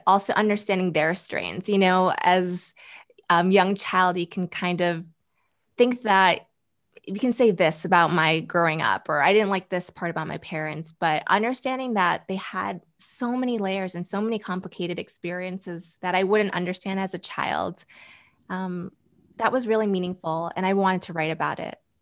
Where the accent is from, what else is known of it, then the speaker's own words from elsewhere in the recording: New Jersey, United States; also born or lived in Boston, Massachusetts; I was born in Boston, Massachusetts, and in middle school, I moved to New Jersey, and that's where I spent middle school, high school